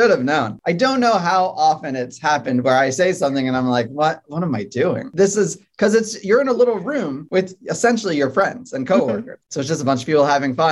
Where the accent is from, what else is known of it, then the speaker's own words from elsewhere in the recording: Saratoga Springs, New York, United States; moved away; my hometown where my parents live. It's a horse racing town called Saratoga Springs, upstate New York